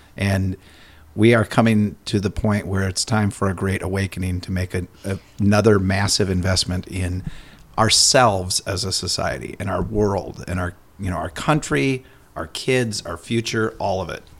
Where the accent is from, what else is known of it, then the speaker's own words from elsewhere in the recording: Minnesota, United States; I'm ultra Minnesotan